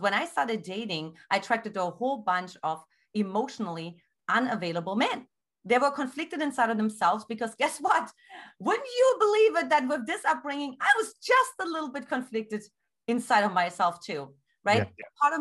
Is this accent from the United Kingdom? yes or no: no; eastern Germany, Germany; English is a second language; now in San Diego, United States; I grew up in Eastern Germany. Right away, you can detect it from my accent